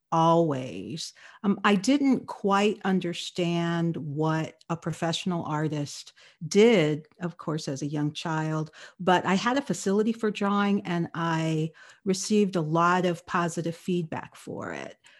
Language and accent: English; Los Angeles, California, United States; I grew up in Los Angeles